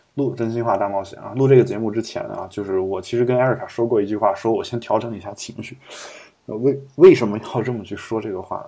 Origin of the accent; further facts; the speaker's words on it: Loess Plateau, China; now in Beijing, China; 我的老家其实就那个地区，就整个基本，基本上是，虽然我家算是黄土高原，但是基本上我们老家那个地区是建立在沙漠上面的一座城市